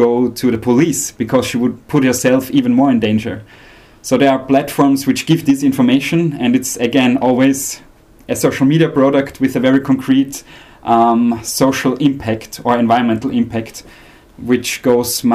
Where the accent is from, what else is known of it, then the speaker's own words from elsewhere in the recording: Austria; I'm from Austria